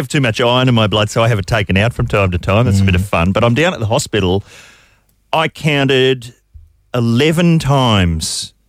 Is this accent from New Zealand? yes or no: yes; New Zealand; now in Australia; I'm a New Zealander, but I'm resident in Australia. Yeah, have been for over half my life.